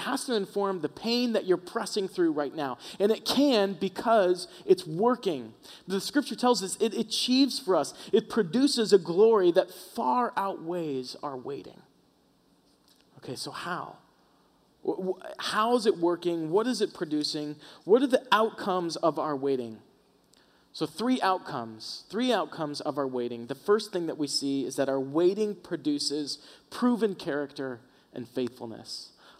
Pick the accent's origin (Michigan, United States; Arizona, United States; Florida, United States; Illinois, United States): Florida, United States; moved away as an adult; We moved up from Florida. All of our family lives on the southeast East Coast. And about when we moved out here, my mom, who's still back at home, was in a bad car accident.